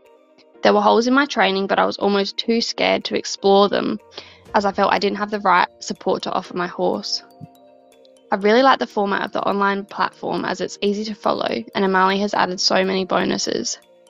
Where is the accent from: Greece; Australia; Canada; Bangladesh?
Australia; South Australia; I'm from South Australia.